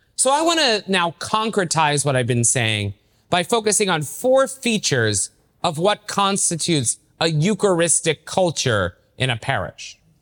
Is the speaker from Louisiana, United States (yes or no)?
no; Knoxville, Tennessee, United States; also born or lived in Maryville, Tennessee; now in South Bend, United States; I grew up in Knoxville, Tennessee, so I'm a Southern Catholic myself